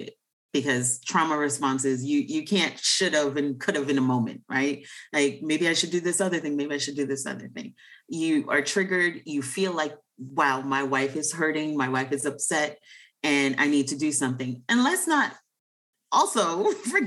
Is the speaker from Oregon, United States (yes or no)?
no; New York, United States; as a New Yorker